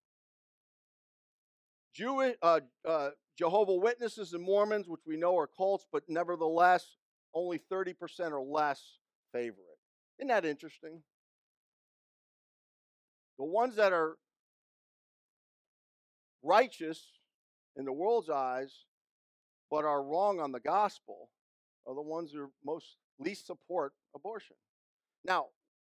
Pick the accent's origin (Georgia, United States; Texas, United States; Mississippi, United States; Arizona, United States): Georgia, United States; I'm from Georgia.